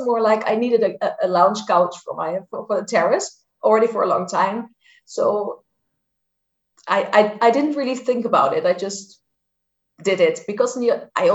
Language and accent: English; Netherlands; moved away as an adult; now in Germany; I live in Germany, although I'm Dutch from the Netherlands. I've lived here for quite some years already.